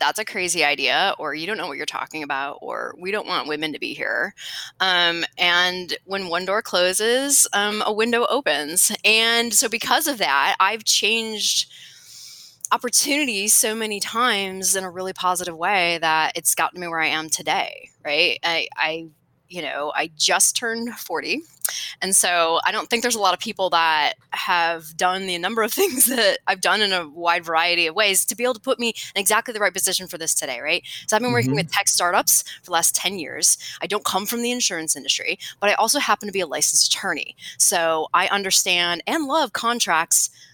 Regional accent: Cleveland, Ohio, United States; moved away as an adult; now in Austin, United States; I'm actually from Cleveland, Ohio

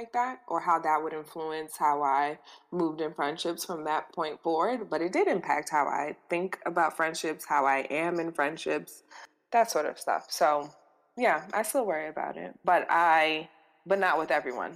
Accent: New York City, New York, United States; we grew up. We're both from the Bronx

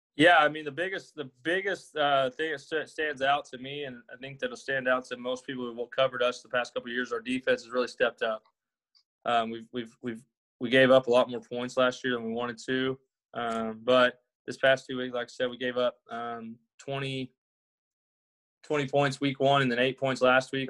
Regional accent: Arkansas, United States; moved away as an adult; now in Pattonsburg, United States; I'm originally from Arkansas. Graduated high school there, went to college there

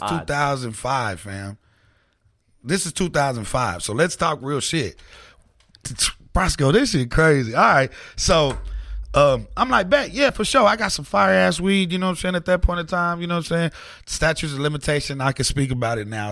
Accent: Oklahoma City, Oklahoma, United States; I'm a little Mexican kid from the south side. I'm from Curve Village

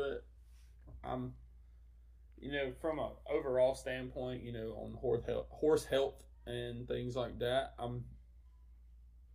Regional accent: South Carolina, United States; I grew up in South Carolina 4-H.

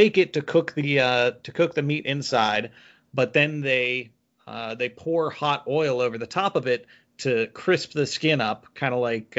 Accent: the South, United States; I grew up in the South

